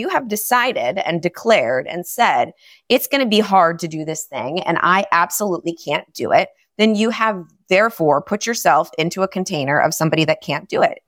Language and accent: English; New York City, New York, United States; moved away as an adult; now in South Florida, United States; I'm from New York. I'm a New Yorker, and we moved to South Florida literally yesterday.